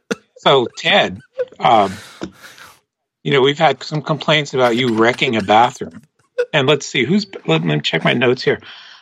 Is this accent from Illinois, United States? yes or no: no; Philadelphia, Pennsylvania, United States; I grew up in Olney.